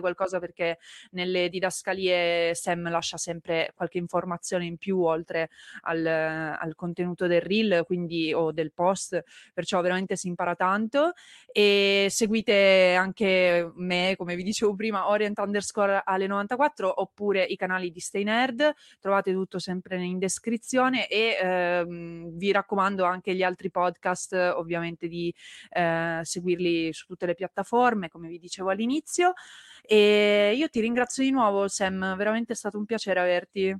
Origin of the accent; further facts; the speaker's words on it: Turin, Piedmont, Italy; now in Veneto, Italy; io in realtà sono torinese